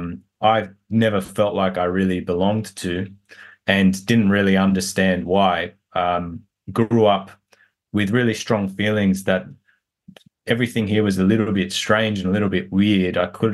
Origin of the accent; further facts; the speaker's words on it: New South Wales, Australia; I was born in Western Sydney in a very poor area, and we didn't have much growing up. My parents came to Australia from Egypt just before I was born.